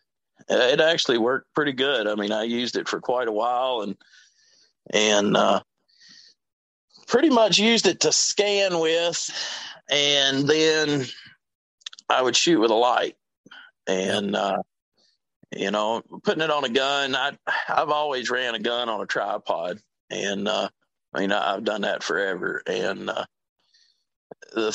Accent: the mountains of Virginia, United States; moved away as an adult; now in Wisconsin, United States; I grew up in Virginia. I'm from the mountains of Virginia

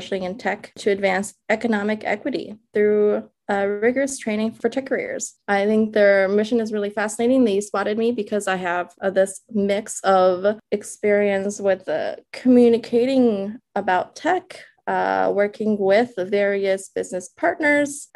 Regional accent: Minnesota, United States; English is a second language; also born or lived in China; now in New York, United States; In my early days, as I was growing up in Minnesota, of all places, where we landed, I remember being a child living in the Midwest, learning English

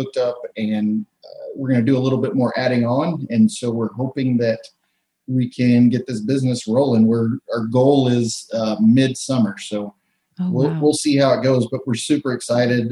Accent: Texas, United States; moved away; I grew up in Texas

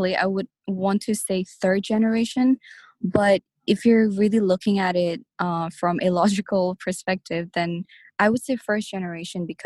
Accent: Hong Kong; I am a Nepalese born and raised in Hong Kong

